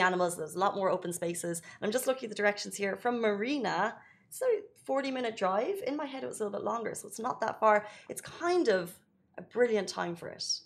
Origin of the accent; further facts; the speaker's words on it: Ireland; moved away as an adult; now in United Arab Emirates; growing up in Ireland